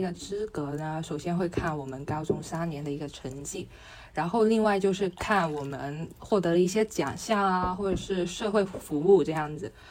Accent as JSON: {"language": "Chinese", "country": "Macau", "tie": "born or raised there", "also_born_or_lived": "Hong Kong", "said": "我是来自澳门的， 土生土长的一个高中生"}